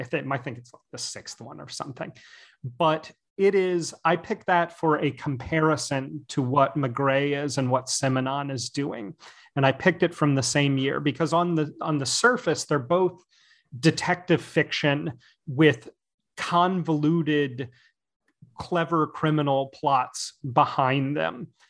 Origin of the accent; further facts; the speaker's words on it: United States; I'm an American